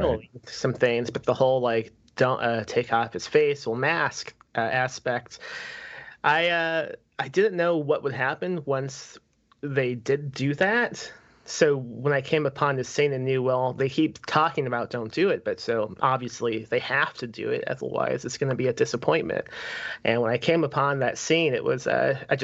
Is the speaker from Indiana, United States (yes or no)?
yes; Lake Station, Indiana, United States; I only lived in Lake Station until I was 12